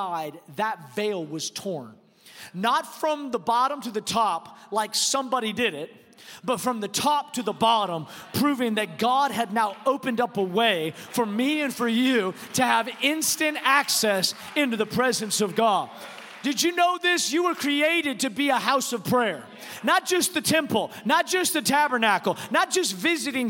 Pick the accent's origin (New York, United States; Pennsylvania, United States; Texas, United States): Texas, United States; I'm from Texas